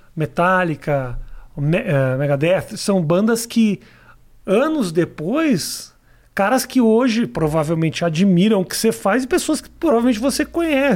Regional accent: Brazil; also born or lived in United States; eu sou um grande comediante brasileiro

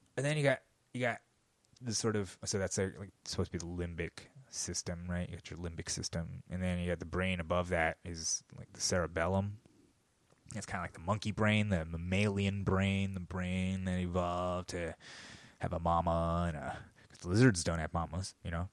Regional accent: United States; as an American

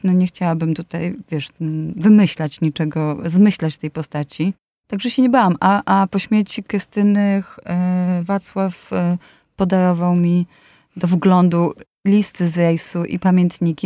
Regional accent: Łódź, Łódź Voivodeship, Poland; Jestem z Łodzi i pod Łodzią w Pabianicach e, byli e, harcerzy, którzy byli e, właśnie żeglarzami i moja mama mnie tam zapisała

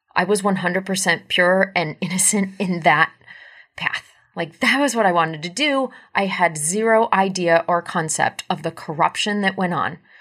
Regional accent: United States; I am an American

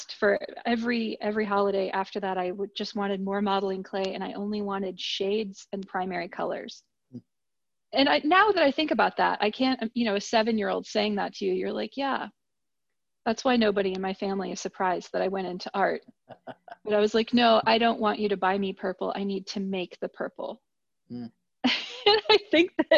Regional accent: Ann Arbor, Michigan, United States; now in Atlanta, United States; I'm from Ann Arbor, Michigan. That's where I went to high school. I lived there for 10 years

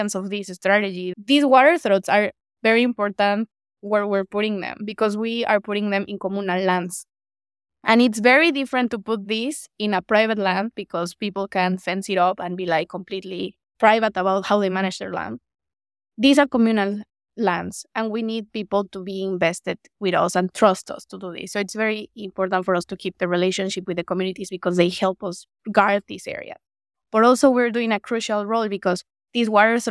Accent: Morelos, Mexico; my home state in Morelos

